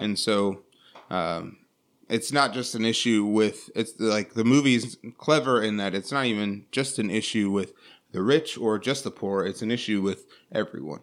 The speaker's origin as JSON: {"language": "English", "country": "United States", "said": "we, especially as an American society"}